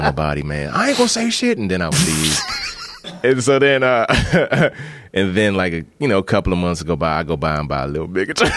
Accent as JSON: {"language": "English", "region": "Maryland", "country": "United States", "tie": "born or raised there", "also_born_or_lived": "Bahamas / Washington, D.C.", "said": "I grew up in Maryland"}